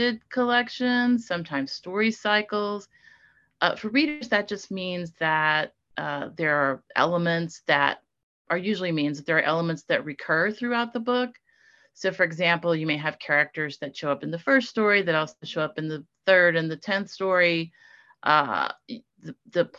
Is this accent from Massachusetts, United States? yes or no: no; Mobile, Alabama, United States; growing up in Mobile, actually a lot of places in the Deep South